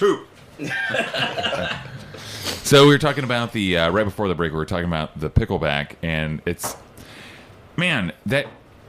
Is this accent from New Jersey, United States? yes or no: no; Oklahoma, United States; moved away; I'm from the South. I'm from Oklahoma, so you can kind of call it South, I guess.